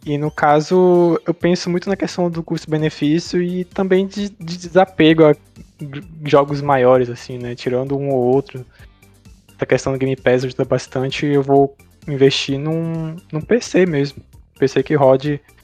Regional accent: Brazil; nós que somos brasileiros

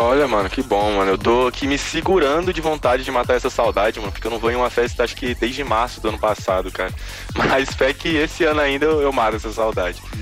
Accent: Brasília, Federal District, Brazil; eu sou de Brasília

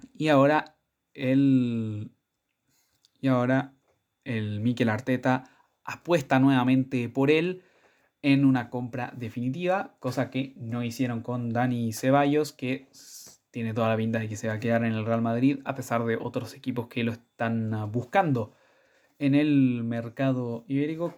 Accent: Chile; como buen chileno

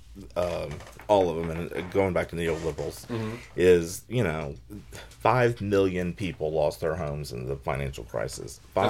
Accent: the South, United States; because I grew up in the South

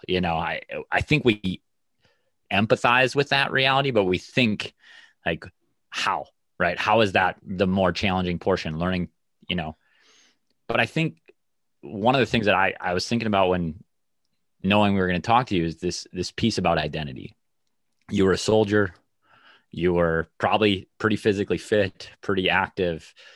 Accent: Minnesota, United States; being a Minnesotan

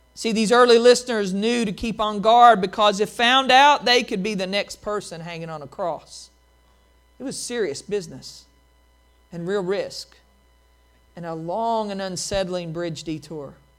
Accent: Appalachian Mountains, United States; the swinging bridges I grew up in in the Appalachian Mountains

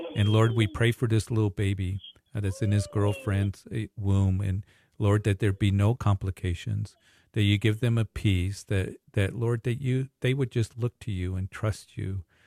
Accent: Greeley, Colorado, United States; my hometown, Greeley

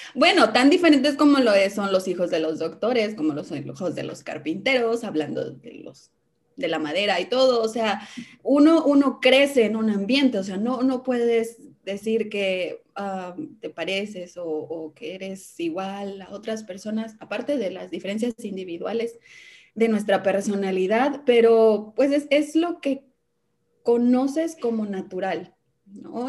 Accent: Veracruz, Mexico; also born or lived in Hidalgo; siempre digo que soy de Veracruz porque la mayor parte de mi vida he vivido en el estado de Veracruz, pero nací en Hidalgo

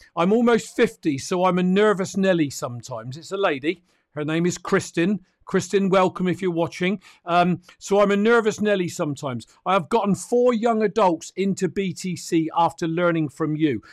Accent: United Kingdom; I'm a Brit

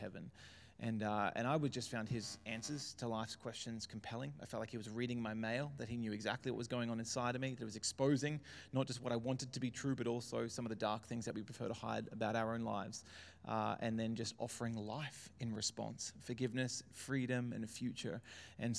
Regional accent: Brisbane, Queensland, Australia; also born or lived in Melbourne; I was born in Melbourne, so in Carlton Hospital. We were there till I think I was 5 or 6 when the family moved up to Brisbane, saw the sunshine and decided never to go back. And so I've kind of grown up in and around Brisbane my whole life

